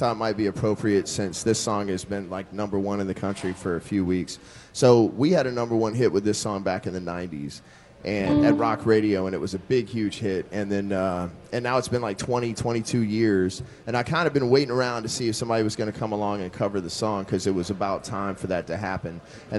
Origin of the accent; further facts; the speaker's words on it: North Louisiana, United States; I'm from North Louisiana, and we're actually closer to Dallas.